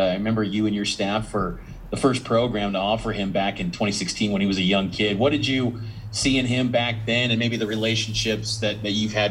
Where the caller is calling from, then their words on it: Texas, United States; I'm calling from